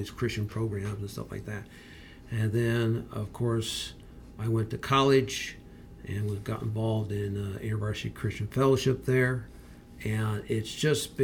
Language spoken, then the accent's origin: English; Berea, Ohio, United States; moved away as an adult; now in Tyler, United States; I'm originally from Berea, Ohio. I grew up in Berea.